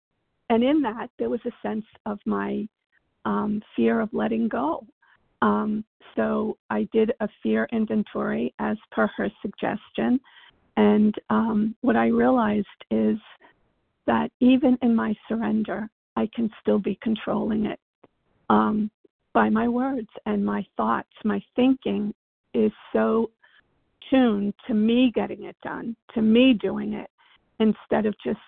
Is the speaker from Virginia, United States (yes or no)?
yes; Virginia, United States